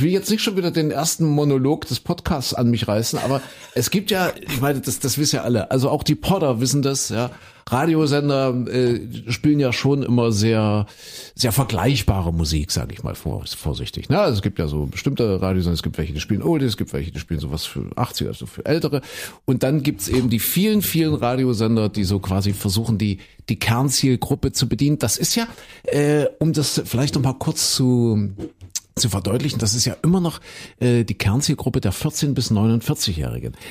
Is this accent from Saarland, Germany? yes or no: no; Köthen, Saxony-Anhalt, Germany; In Kuhköten, wo ich herkomme.